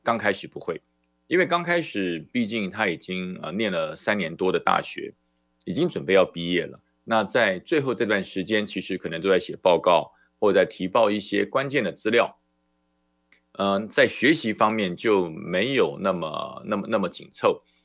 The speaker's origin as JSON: {"language": "Chinese", "country": "Taiwan", "said": "那才是我的家，台澎金马，那才是我的家"}